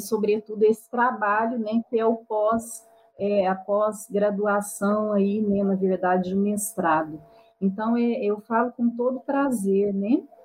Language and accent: Portuguese; Itirapuã, São Paulo, Brazil; now in Franca, Brazil; eu sou natural de Itirapuã, São Paulo, uma cidadezinha de 5 mil habitantes. No entanto, eu moro em Franca